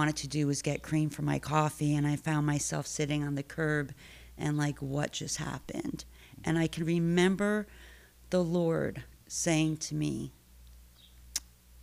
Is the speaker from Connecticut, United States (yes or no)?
yes; Stamford, Connecticut, United States; I was born and raised in Stanford. Grew up here, school, family, lots of family